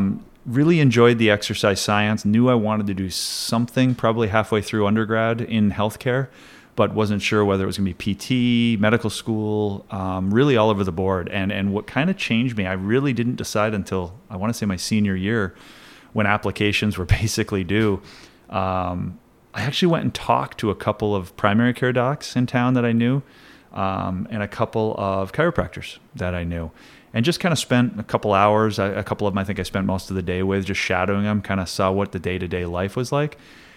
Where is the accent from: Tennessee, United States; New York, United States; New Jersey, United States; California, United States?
New York, United States; Plattsburgh; also born or lived in Saranac Lake / Elizabethtown; I'm a local guy. I was born in Saranac Lake, grew up in Elizabethtown till I was about 7, I think, and then moved to Plattsburgh. And I've been a city kid ever since.